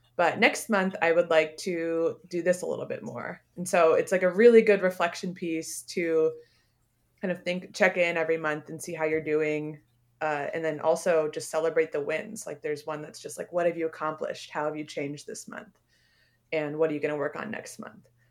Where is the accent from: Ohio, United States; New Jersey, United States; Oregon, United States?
Oregon, United States; Beaverton; I grew up in Beaverton